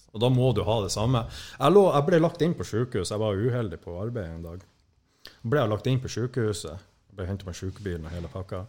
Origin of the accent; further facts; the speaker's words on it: Skånland, Troms, Norway; moved away; egentlig så er jeg jo fra det som heter Skånland før, men etter det her opplegget med sammenslåingen, så heter det vel gjerne Tjeldsund nå